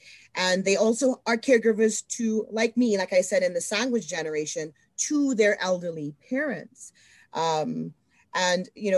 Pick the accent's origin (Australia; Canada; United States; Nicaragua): Canada; Edmonton, Alberta; even though Canada's home, I'm Canadian. I've always lived in Edmonton.